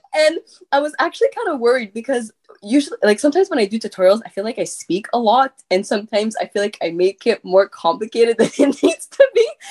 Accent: Quebec, Canada; accent: French; first language French; English is a second language; I had like this huge accent in English because like my first language is French

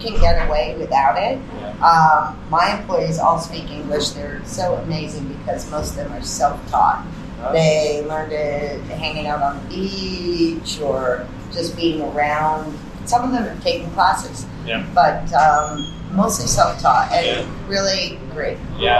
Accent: Massachusetts, United States; moved away as an adult; also born or lived in Santo Domingo, Dominican Republic; now in Dominican Republic; I'm originally from Massachusetts in the United States. I came down here in the 90s to work in Santo Domingo.

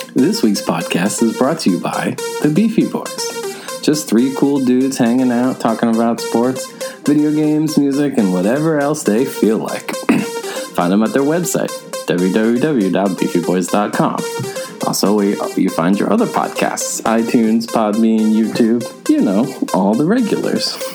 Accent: Chatham, New Jersey, United States; also born or lived in Montague, New Jersey; I say I'm from Chatham, which is where I went to high school. It's not where I grew up. Like I said, I grew up in the fucking Appalachian foothills, but I don't say I'm from fucking Montague because I moved out of that town when I was 11.

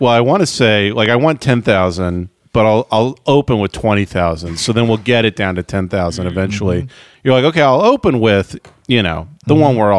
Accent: United States; It's my right as an American

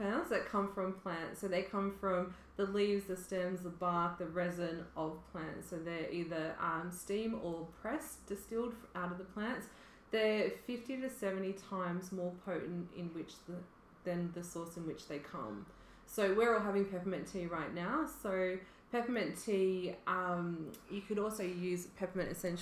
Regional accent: Mornington Peninsula, Victoria, Australia; I grew up on the Mornington Peninsula, lived out there on 3/4 of an acre with my mum

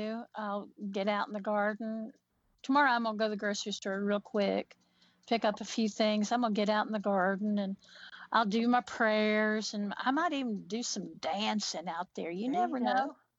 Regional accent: Appalachia, United States; I'm an Appalachian woman.

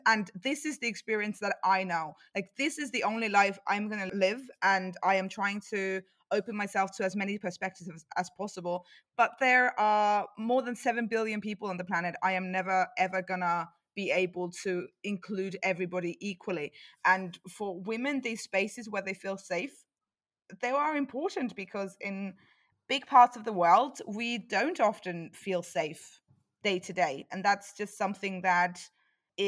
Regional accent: Tallinn, Harju County, Estonia; moved away as an adult; now in Cologne, Germany; I am originally from Tallinn, Estonia

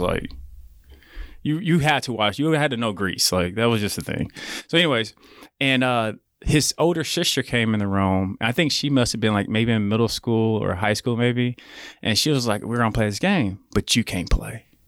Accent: Edmond, Oklahoma, United States; growing up in Edmond, and I'm glad it happened at such a young age

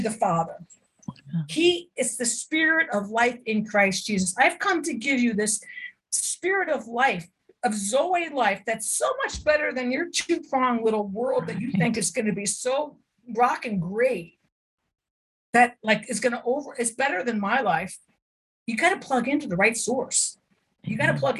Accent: United States; I'm an American, right? Life, liberty, and the pursuit of happiness. This is what it's about. We don't know anything else. We grew up in this culture

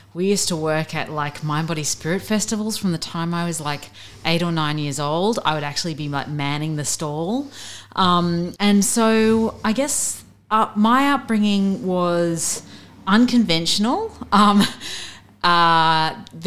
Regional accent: Avalon, New South Wales, Australia; moved away as an adult; also born or lived in Beirut; I was born on the Northern Beaches. I grew up in Avalon.

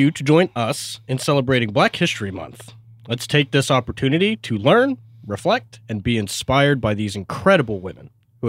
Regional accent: Tacoma, Washington, United States; born there; I was born in Tacoma, Washington with my twin, Zach.

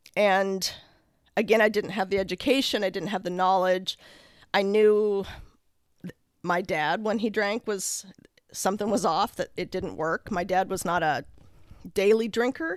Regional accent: Lake Oswego, Oregon, United States; I grew up in Lake Oswego

